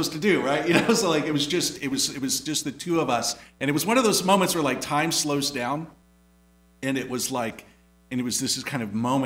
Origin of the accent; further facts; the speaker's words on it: Indiana, United States; moved away; growing up in Indiana